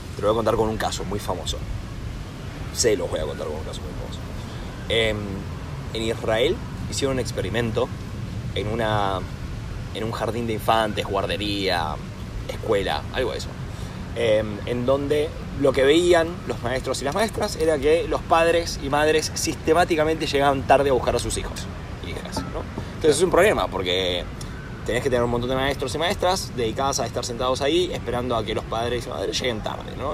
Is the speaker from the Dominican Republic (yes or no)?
no; Rosario, Santa Fe, Argentina; moved away as an adult; also born or lived in Buenos Aires, Argentina / Warwick, United Kingdom; now in United Kingdom; soy originalmente de Rosario. Em, crecí, nací, crecí ahí hasta, hasta los 18 años que ahí me fui a Buenos Aires